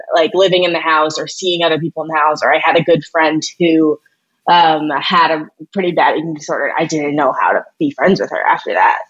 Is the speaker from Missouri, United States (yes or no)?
yes; St. Louis, Missouri, United States; I'm from St. Louis